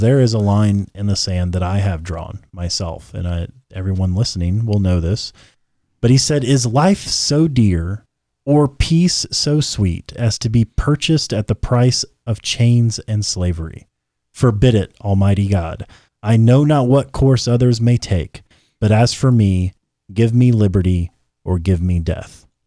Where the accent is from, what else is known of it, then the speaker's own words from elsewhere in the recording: United States; we're American-made, American-born, American-blood and bred